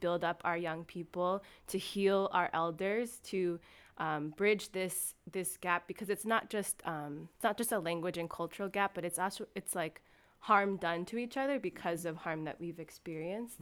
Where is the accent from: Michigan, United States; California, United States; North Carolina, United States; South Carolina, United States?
California, United States; moved away as an adult; now in Seattle, United States; I'm from California, and I don't call myself a transplant 'cause I've been living in this area for eleven years now.